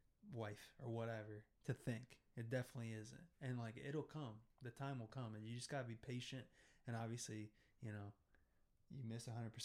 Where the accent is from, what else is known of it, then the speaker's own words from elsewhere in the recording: Iowa, United States; now in Florida, United States; I've lived in the Midwest. I lived in Iowa. That's where I'm from, not Idaho.